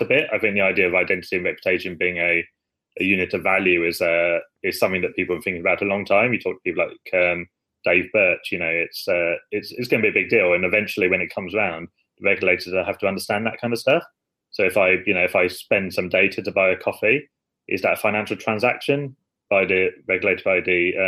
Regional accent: United Kingdom; We like to underplay ourselves quite a lot as British people

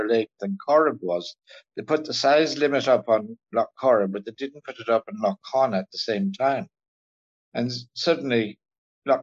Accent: North Kilkenny, Leinster, Ireland; moved away; Growing up in North Kilkenny

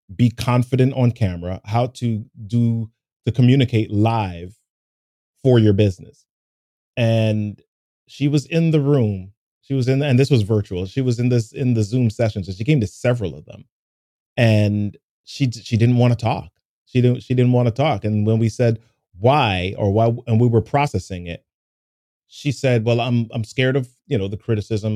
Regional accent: New York City, New York, United States; when I was a kid growing up in New York City

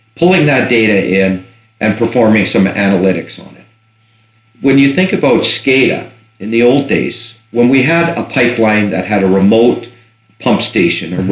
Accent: Fort McMurray, Alberta, Canada; I, I grew up in Fort McMurray, so I was around in the '70s

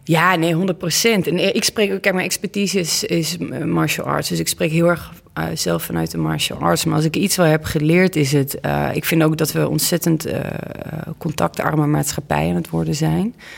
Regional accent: Olst, Overijssel, Netherlands; de burgemeester van Olst, waar ik vandaan kom

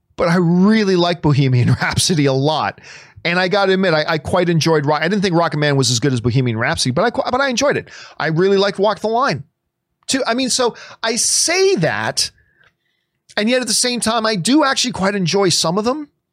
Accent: Canada; as a Canadian

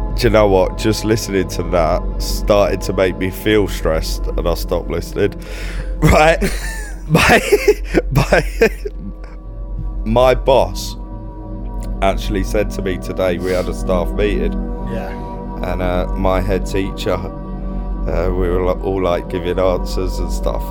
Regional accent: London, United Kingdom; accent: Cockney; as soon as they hear my accent, they know to leave you alone. As soon as they hear you're from London

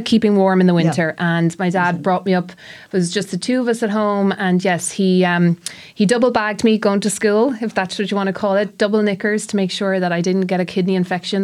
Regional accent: Tipperary, Munster, Ireland; when I was growing up in Tipperary

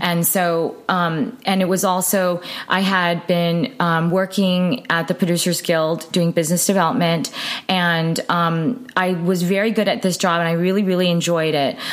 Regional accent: United States; being Asian American

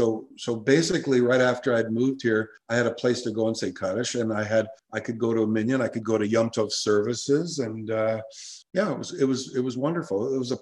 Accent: Toronto, Ontario, Canada; moved away as an adult; also born or lived in Walkerton, Ontario; I grew up in Forest Hill. I went to Forest Hill Collegiate like you did, and that's where we met. I went to Beth Zedek Hebrew School.

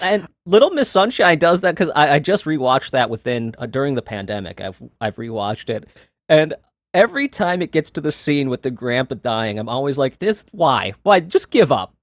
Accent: Minneapolis, Minnesota, United States; I'm from Minnesota

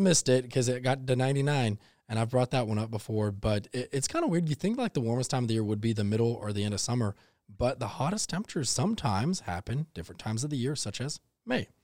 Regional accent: Texas, United States; now in Savannah, United States; growing up in Texas

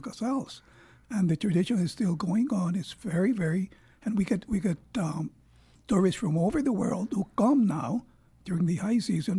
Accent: Puerto Rico; moved away as an adult; also born or lived in United States; I was born in Puerto Rico

